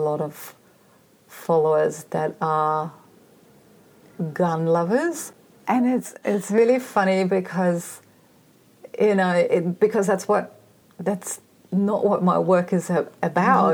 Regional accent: East Germany, Germany; moved away; growing up in East Germany.

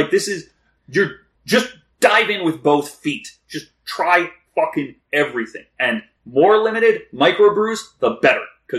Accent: the Maritimes, Canada; I'm from the Maritimes.

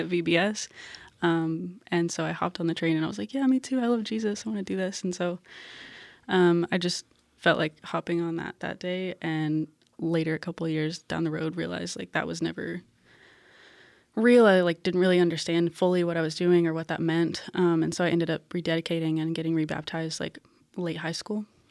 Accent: Paducah, Kentucky, United States; moved away as an adult; also born or lived in Nashville / Guatemala; I'm from Western Kentucky

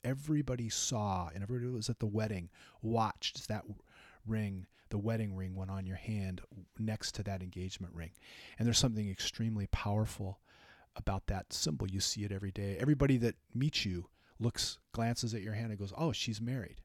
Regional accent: California, United States; moved away; also born or lived in Minnesota; I grew up in California. We didn't really have them.

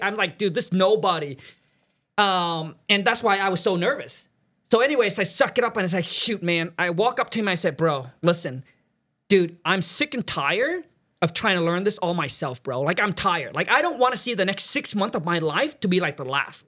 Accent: Vietnam; now in United States; I was born in Vietnam, raised up in a mud hut, super poor

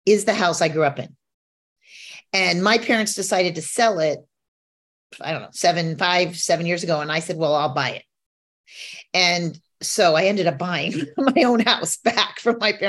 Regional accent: Newport Beach, California, United States; I grew up here in Newport Beach in Southern California

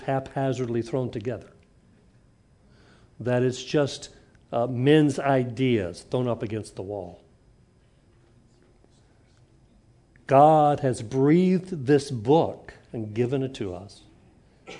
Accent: Huntsville, Alabama, United States; when I grew up in Huntsville

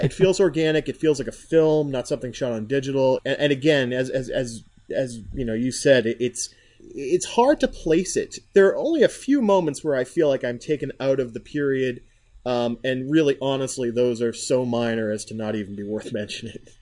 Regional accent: United States; I'm an American

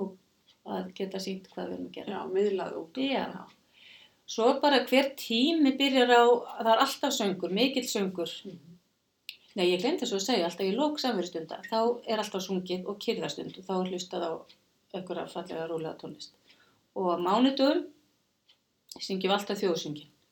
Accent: Kópavogur, Capital Region, Iceland; also born or lived in Reykjavík; ég fættu uppalinn í Reykjavík á Kópaví og var í Kásnisskólanum

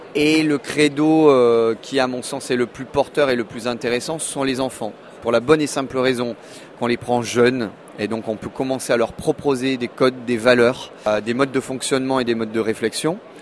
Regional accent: Monaco; je suis né en 1975 à Monaco

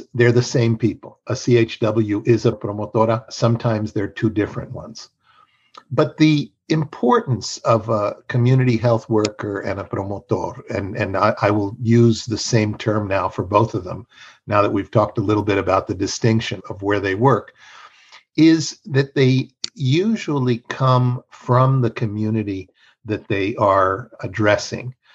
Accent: Mexico; now in United States; I am bilingual and bicultural. I was raised in Mexico

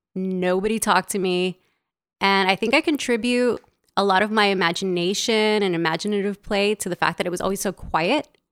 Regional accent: Los Angeles, California, United States; also born or lived in El Salvador; grew up in Los Angeles in a very traditional Latin household.

